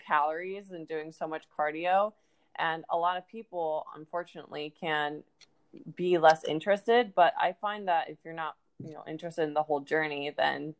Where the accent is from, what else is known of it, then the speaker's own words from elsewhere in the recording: Ohio, United States; now in Florida, United States; I'm actually also from Ohio, currently living in Florida